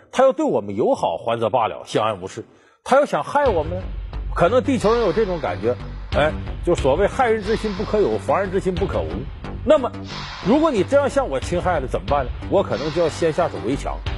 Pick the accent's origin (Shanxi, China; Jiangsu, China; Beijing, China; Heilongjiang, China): Heilongjiang, China; moved away; 我们老家黑木江科学技术出版社